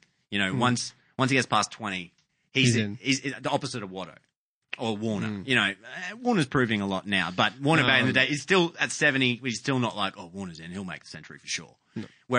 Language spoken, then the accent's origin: English; Queensland, Australia; As a Queenslander